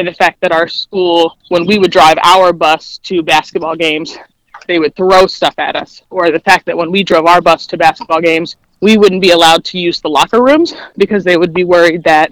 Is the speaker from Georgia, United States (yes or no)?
no; Dayton, Ohio, United States; I grew up in Dayton, Ohio